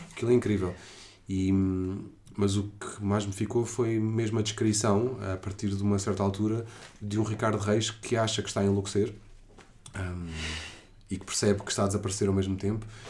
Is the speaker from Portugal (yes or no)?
yes; Portugal; eu sou português